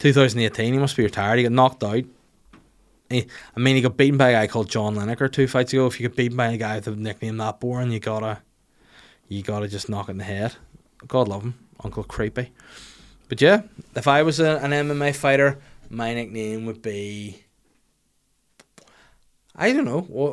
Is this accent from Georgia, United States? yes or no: no; Huntington Beach, California, United States; No, I have to make sure people know I'm from Huntington Beach because I have family there.